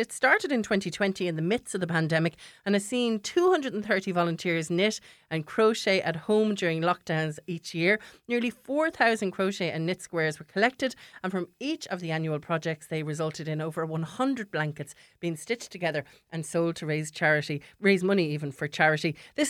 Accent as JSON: {"language": "English", "area": "Wexford", "region": "Leinster", "country": "Ireland", "said": "even though I'm from Wexford"}